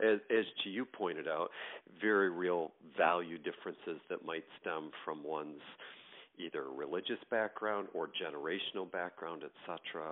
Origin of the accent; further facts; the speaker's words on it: greater New York area, United States; moved away as an adult; now in Michigan, United States; I'm originally from the East Coast, um, New York, greater New York area, and currently live in the state of Michigan